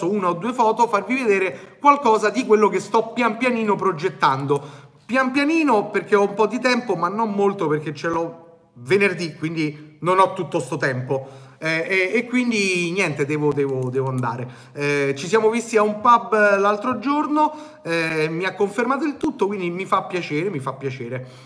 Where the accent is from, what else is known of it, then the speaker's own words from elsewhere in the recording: Naples, Campania, Italy; Eh, io vengo da Napoli